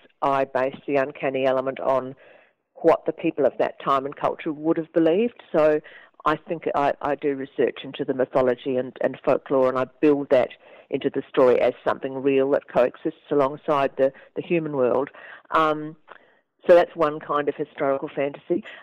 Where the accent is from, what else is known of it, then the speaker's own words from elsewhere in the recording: Dunedin, Otago, New Zealand; I grew up in Dunedin, which is a very Scottish city in New Zealand